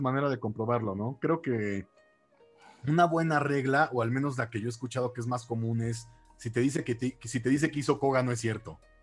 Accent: Mexico City, Mexico; ahora soy de la Ciudad de México y aquí he estado toda mi vida, básicamente

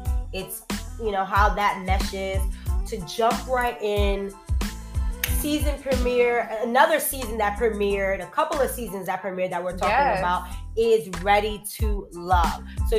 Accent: New York City, New York, United States; now in Washington, D.C. area, United States; I'm from New York, born and raised, but I live out here now in the DMV area.

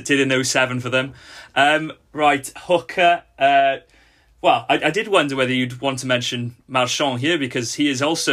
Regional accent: Wales, United Kingdom; As a Welshman

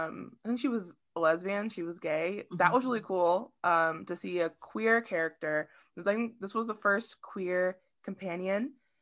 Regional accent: Southern Appalachia, near Knoxville, Tennessee, United States; I'm from the Southern Appalachia. Mm-hmm. Like I'm from like not around Knoxville. So it's like right outside of the Smokies.

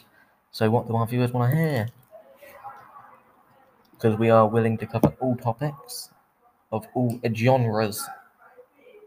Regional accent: Swindon, South West England, United Kingdom; now in Waterlooville, United Kingdom; I was born in Swindon, but I live in Portsmouth, Waterlooville.

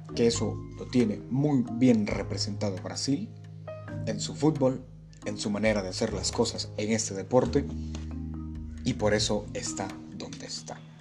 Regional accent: Guatemala; yo soy de Guatemala, tengo 20 años, toda mi vida he vivido acá

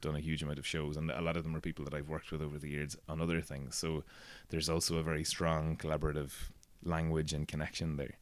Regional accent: Castleblayney, Ulster, Ireland; I grew up in Castleblaine

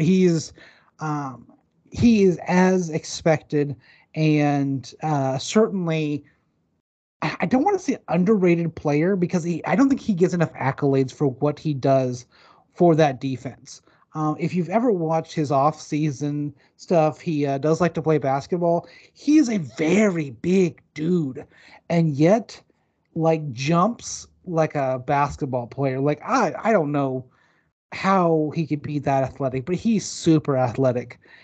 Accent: the South, United States; I'm from the South

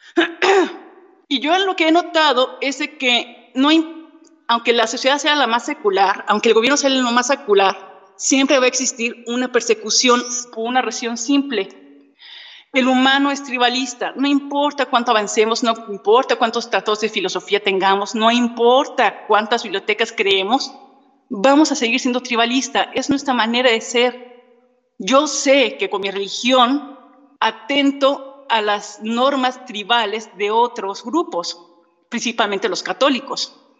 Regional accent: Mexico

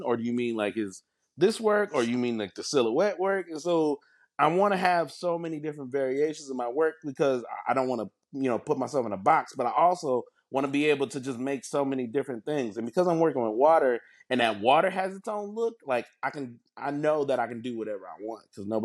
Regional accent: next to Lake Michigan, Midwest, United States; I grew up in the Midwest and next to Lake Michigan.

